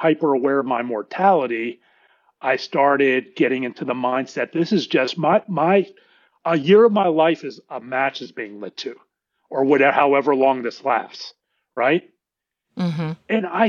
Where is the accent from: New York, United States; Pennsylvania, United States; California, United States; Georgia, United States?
Pennsylvania, United States; Pittsburgh; now in Dallas, United States; We grew up in Pittsburgh, and my dad lived across the street from me here in Dallas